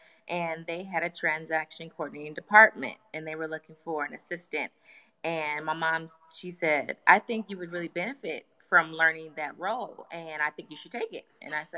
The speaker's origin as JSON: {"language": "English", "town": "Long Beach", "region": "California", "country": "United States", "tie": "born or raised there", "said": "I'm from Long Beach."}